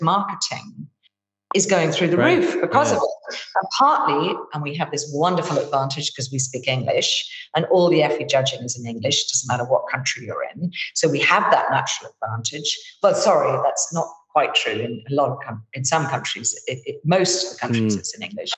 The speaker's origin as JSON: {"language": "English", "country": "Ireland", "said": "I'm Irish"}